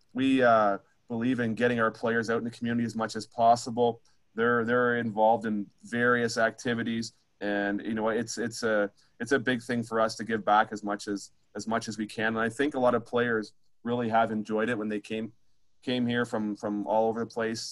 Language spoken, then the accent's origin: English; Ontario, Canada; moved away as an adult; now in Humboldt, Canada; I'm from Ontario